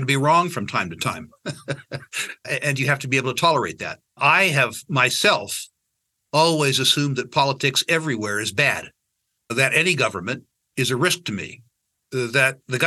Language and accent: English; San Jose, California, United States; I was born in San Jose, California, downtown Silicon Valley